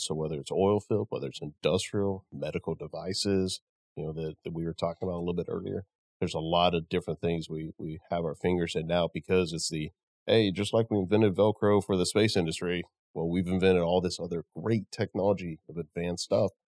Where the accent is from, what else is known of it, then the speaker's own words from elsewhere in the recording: Midland, United States; I'm from Midland